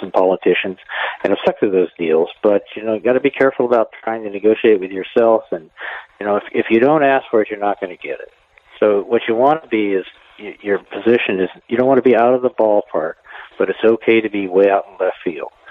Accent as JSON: {"language": "English", "town": "Cottage Grove", "region": "Oregon", "country": "United States", "tie": "born or raised there", "said": "I grew up on the Cottage Grove Ranger District the Umpqua National"}